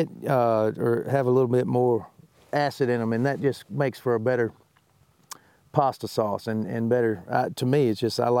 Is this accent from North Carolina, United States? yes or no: no; Mississippi, United States; moved away as an adult; now in Nashville, United States; I mean, from Vade, Mississippi, I was doing pretty well for myself.